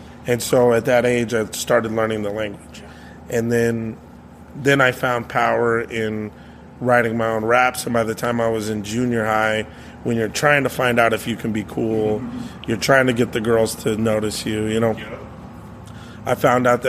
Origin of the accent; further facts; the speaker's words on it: Gallup, New Mexico, United States; also born or lived in Oklahoma; I grew up mostly in Gallup, New Mexico